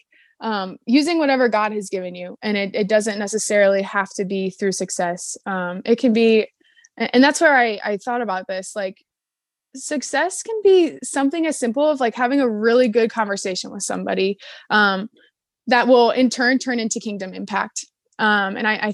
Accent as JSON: {"language": "English", "town": "Cleveland", "region": "Ohio", "country": "United States", "said": "I am from Cleveland, Ohio."}